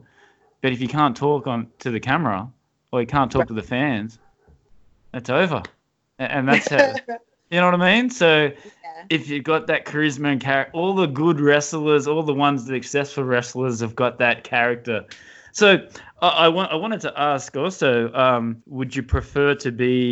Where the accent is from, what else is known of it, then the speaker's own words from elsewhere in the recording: Australia; accent: Australian; I'm from Australia